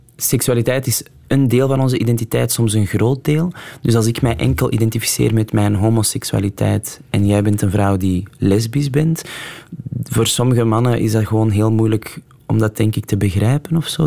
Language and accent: Dutch; Antwerp, Flanders, Belgium; ik ben op het Kiel opgegroeid